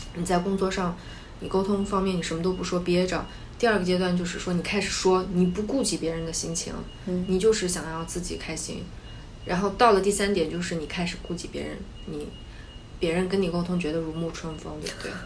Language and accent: Chinese; Xinjiang, China; 我是新疆人